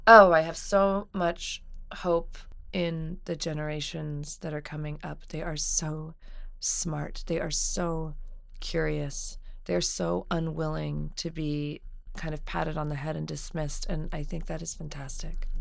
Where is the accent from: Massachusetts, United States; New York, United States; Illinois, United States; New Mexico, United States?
New Mexico, United States; I grew up in New Mexico